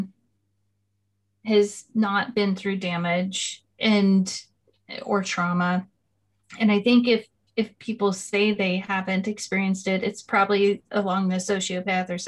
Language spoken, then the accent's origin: English; California, United States; I come from California in the States